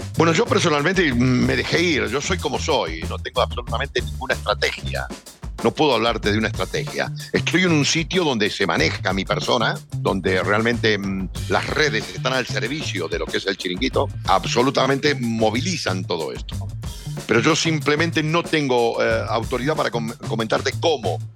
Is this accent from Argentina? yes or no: yes; Argentina; soy argentino